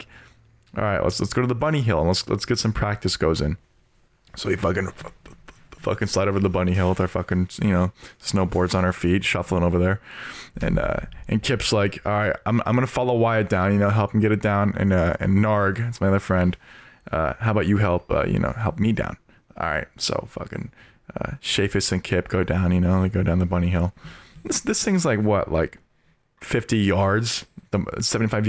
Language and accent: English; Oregon, United States; moved away; I'm from Oregon